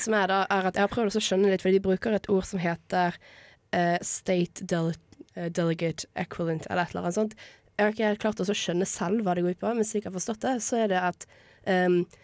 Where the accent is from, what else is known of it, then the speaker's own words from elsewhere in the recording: Bergen, Vestland, Norway; er bergenser, for de som ikke har hørt det